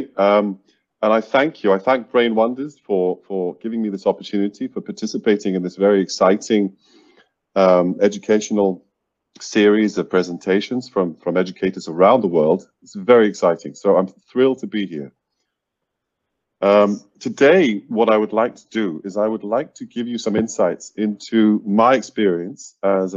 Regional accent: Iceland; now in Seoul, South Korea; originally from Iceland

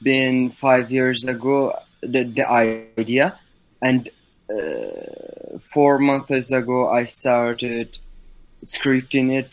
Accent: Qandil Mountains, Kurdistan Region, Iraq; I'm Kurdish and I'm from Kandil Mountainous, which is the main PKK's base is there.

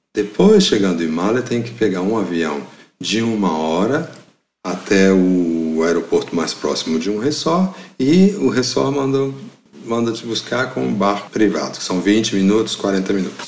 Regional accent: Mariana, Minas Gerais, Brazil; moved away as an adult; also born or lived in France; Catedral de Mariana, em Minas Gerais, cidade é onde eu cresci

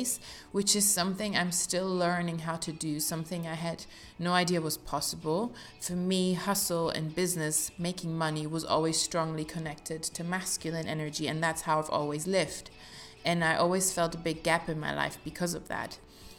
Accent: Salzburg, Austria; born there; I was born in Salzburg in Austria.

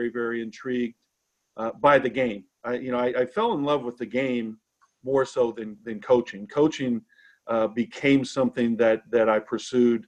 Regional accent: Owensboro, Kentucky, United States; moved away as an adult; also born or lived in Georgetown, Kentucky / Charlottesville, Virginia; growing up in Owensboro was a great experience. It was a great place to grow up.

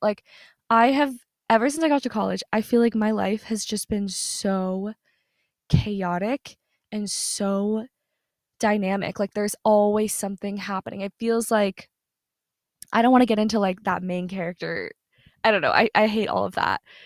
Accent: Southern US, United States; moved away as an adult; the place where I grew up in is in the South, Southern U S

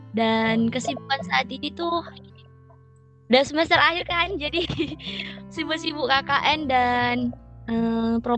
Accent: Kebumen, Central Java, Indonesia; also born or lived in Sumatra; Kampung aku di Jawa Tengah, di Kebumen.

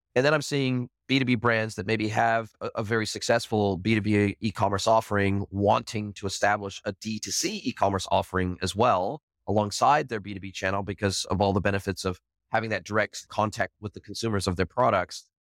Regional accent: Southern California, United States; I grew up in Southern California, grew up close to the border in Southern California

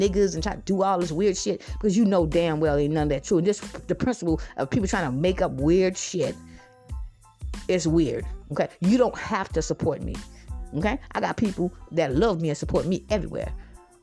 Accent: Georgetown, South Carolina, United States; moved away; I'm from Georgetown, South Carolina.

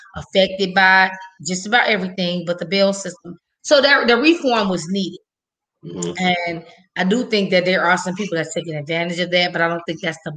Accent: Chicago, Illinois, United States; I'm from the West Side

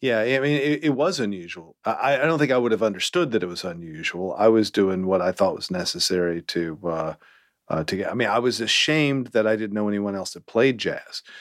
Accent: Winston-Salem, North Carolina, United States; also born or lived in Greensboro, North Carolina; I'm from North Carolina

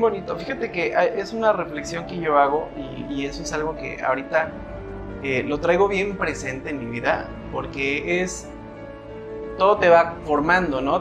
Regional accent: Acatlipa, Morelos, Mexico; moved away; estoy regresando a mi pueblo querido, a mi Acatlipa

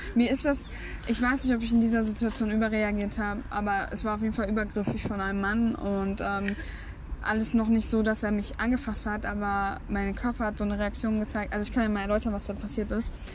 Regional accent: Bielefeld, North Rhine-Westphalia, Germany; ich aus Bielefeld komme

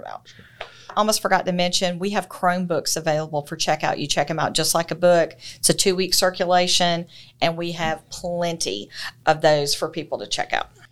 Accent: Thomson, Georgia, United States; I grew up in Thompson. I'm a lifelong citizen of McDuffie County.

